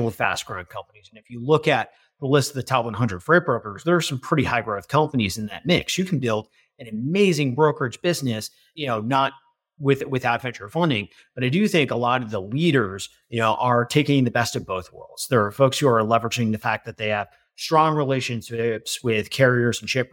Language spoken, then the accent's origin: English; Northern New Jersey, United States; also born or lived in Chicago; now in New York City, United States; I grew up in Northern Jersey